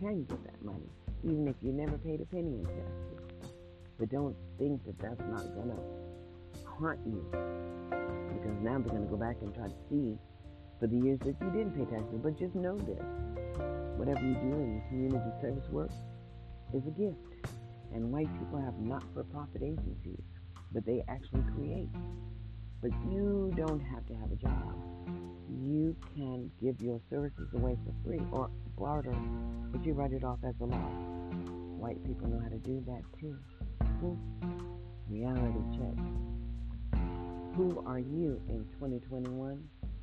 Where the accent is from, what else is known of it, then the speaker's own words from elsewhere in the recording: Mississippi, United States; I'm just an American citizen born in the USA, born in Mississippi